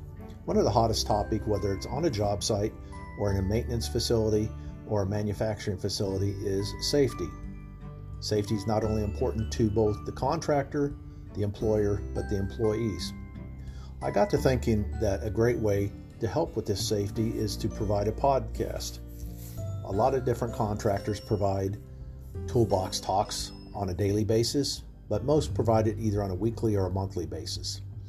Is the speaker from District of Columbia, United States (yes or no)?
no; Charlotte, North Carolina, United States; I'm from Charlotte, North Carolina.